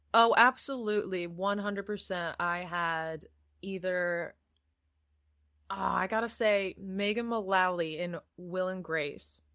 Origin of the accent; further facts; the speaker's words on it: Iowa, United States; moved away as an adult; also born or lived in California; now in England; I'm from Iowa